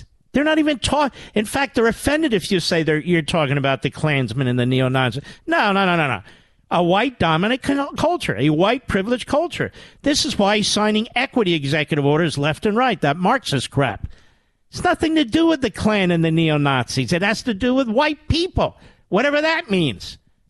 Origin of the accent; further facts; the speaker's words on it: Philadelphia, Pennsylvania, United States; I'm from Philadelphia, which is very close to Wilmington, very close to the border of Delaware.